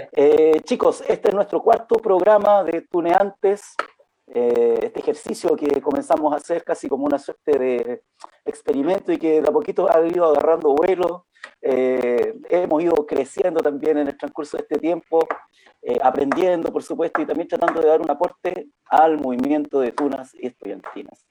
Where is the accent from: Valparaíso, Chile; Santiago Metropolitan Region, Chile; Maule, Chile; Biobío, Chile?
Valparaíso, Chile; moved away; also born or lived in Antofagasta, Chile; yo soy porteño, porteño, pero viví muchos, muchos, muchos años en Antofagasta y en la zona norte